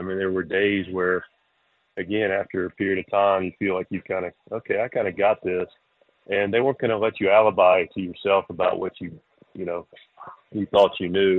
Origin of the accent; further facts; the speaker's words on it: Charlotte, North Carolina, United States; now in Eastern North Carolina, United States; I grew up in Charlotte without a real love for country music at all. And now I'm in Eastern North Carolina